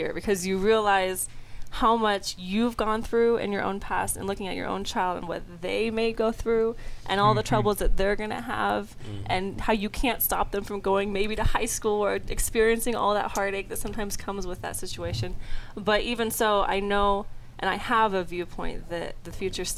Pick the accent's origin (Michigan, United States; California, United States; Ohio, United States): California, United States; Southern; moved away as an adult; also from Southern California, born and raised